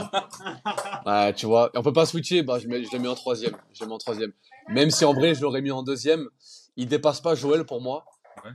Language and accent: French; Nice, Provence-Alpes-Côte d'Azur, France; on est niçois